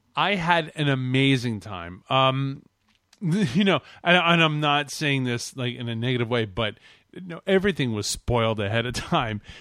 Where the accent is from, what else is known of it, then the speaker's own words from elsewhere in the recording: Canada; I'm from Canada